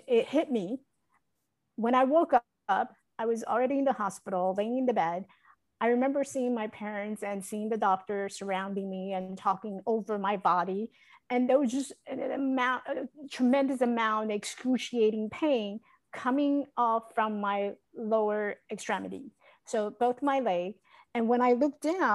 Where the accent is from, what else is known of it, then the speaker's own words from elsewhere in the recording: Taiwan; now in United States; I was born in Taiwan. I grew up in Taiwan.